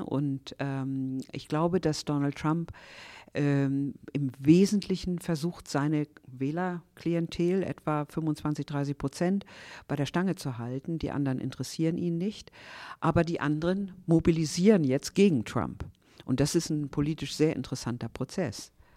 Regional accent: near Stade, Lower Saxony, Germany; moved away as an adult; also born or lived in Berlin / Hanover; ich bin in Niedersachsen geboren, in der Nähe von Stade und bin dann zum Studium nach Berlin gegangen

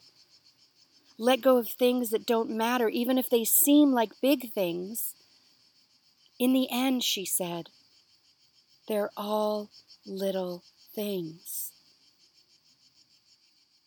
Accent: Victoria, British Columbia, Canada; I grew up in Victoria, BC

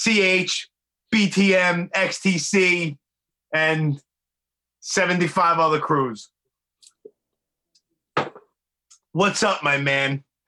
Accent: New York City, New York, United States; also born or lived in New Jersey / Miami, Florida; I was born and raised in Brooklyn, in Canarsie. I've been all over the place from Bay Ridge to Bath Beach to Bensonhurst.

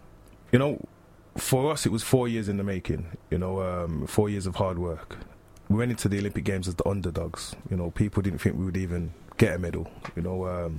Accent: Birmingham, West Midlands, United Kingdom; I'm from Birmingham originally. I'm a very homely person.

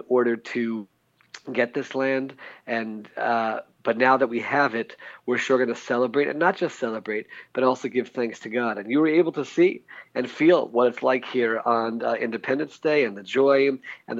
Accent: United States; now in Israel; Growing up in America

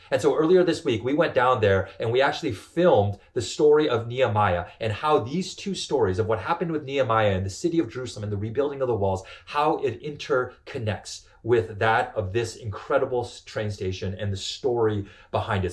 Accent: Canada; I grew up in Canada, and like most Canadian kids

